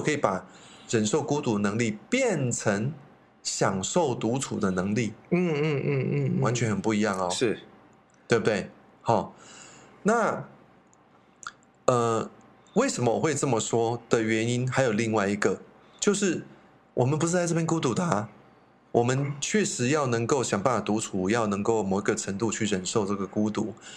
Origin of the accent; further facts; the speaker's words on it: Taiwan; 我们台湾人